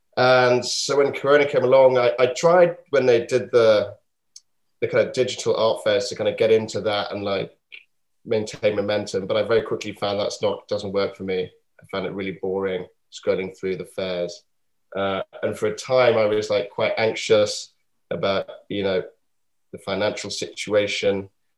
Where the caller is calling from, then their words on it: Yorkshire and the Humber, United Kingdom; From North Yorkshire, from a place called Sutton Park, which is a beautiful Regency. We call them like stately homes here in England